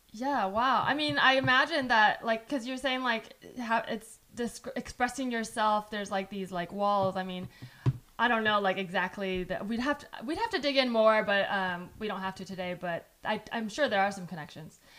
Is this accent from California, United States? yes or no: yes; San Jose, California, United States; English is a second language; English wasn't my first language, but I did grow up here